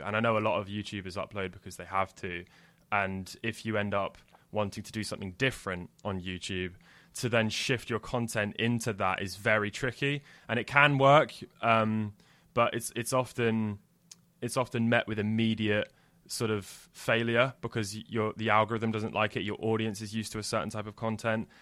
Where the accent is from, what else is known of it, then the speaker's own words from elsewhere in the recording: Jersey; I grew up in Jersey